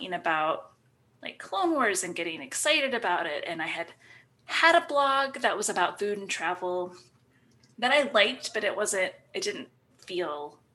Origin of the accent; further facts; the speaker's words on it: Ohio, United States; I'm from Ohio